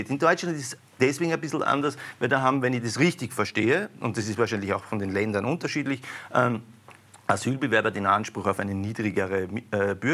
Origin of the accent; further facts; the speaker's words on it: Austria; sind wir Österreicher